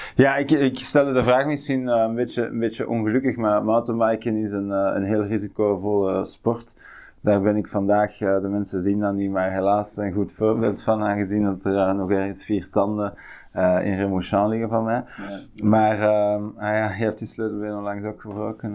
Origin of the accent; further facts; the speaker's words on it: Tervuren, Flanders, Belgium; de bossen waar ik opgegroeid ben in Tervuren.